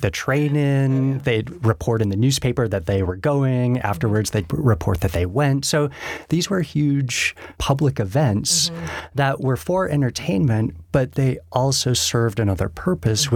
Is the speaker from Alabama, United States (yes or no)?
no; Denver, Colorado, United States; born and raised in Denver